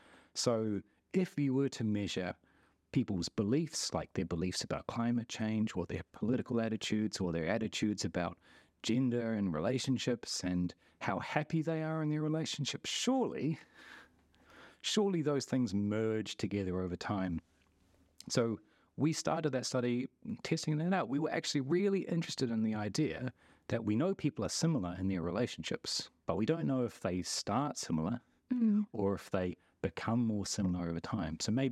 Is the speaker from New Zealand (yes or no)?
yes; New Zealand; oh, if you grew up in New Zealand and I'm from New Zealand, that doesn't count as us being similar because look around us.